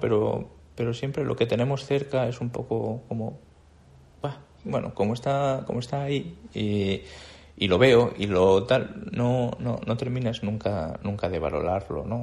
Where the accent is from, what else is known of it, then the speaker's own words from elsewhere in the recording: Andalusia, Spain; moved away as an adult; also born or lived in Madrid; de no haber salido de mi pueblo